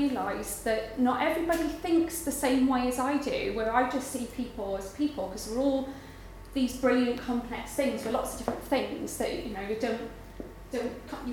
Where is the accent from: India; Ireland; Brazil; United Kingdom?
United Kingdom; Garndiffaith, Wales; accent: Welsh; moved away; I'm from Wales. I grew up pretty much in the middle of nowhere. And it's a tiny little mining village called Garndyfaith